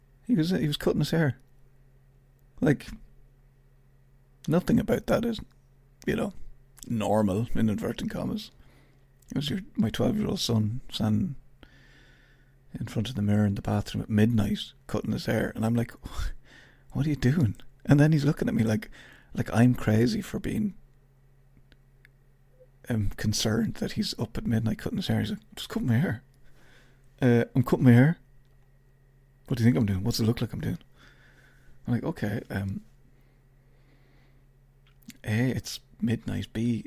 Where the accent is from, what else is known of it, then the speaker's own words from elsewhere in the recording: Ireland; I'm Irish. I have to ask you what time it is.